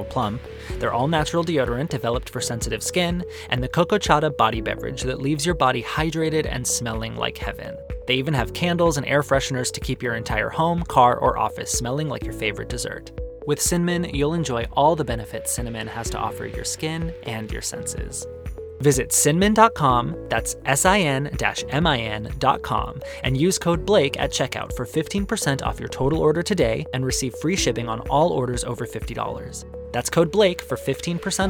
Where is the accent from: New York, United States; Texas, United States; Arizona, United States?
Arizona, United States; born or raised there